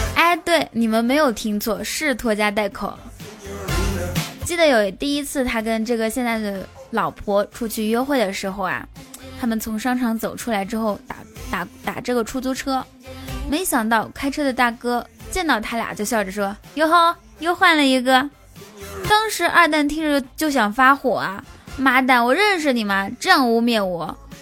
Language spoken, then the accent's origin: Chinese; Inner Mongolia, China; moved away as an adult; 我来自，来自内蒙古